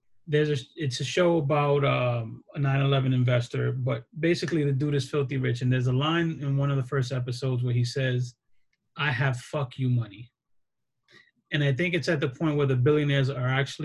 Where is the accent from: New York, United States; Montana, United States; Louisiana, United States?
New York, United States; New York City; I grew up extremely poor in the Bronx